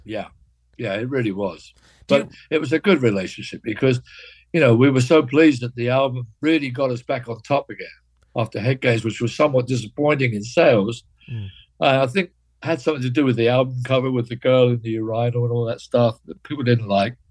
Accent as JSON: {"language": "English", "town": "Cambridge", "region": "East of England", "country": "United Kingdom", "tie": "born or raised there", "said": "David and I grew up together in Cambridge, lived in the same area of Cambridge"}